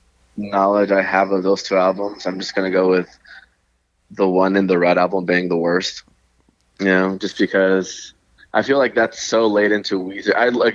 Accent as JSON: {"language": "English", "region": "Texas", "country": "United States", "moved": "yes", "lives_now": "El Segundo, United States", "said": "I'm from Texas"}